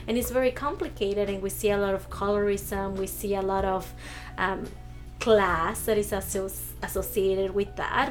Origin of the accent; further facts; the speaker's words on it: Arizona, United States; also born or lived in Mexico; growing up here, I didn't really see Arizona as home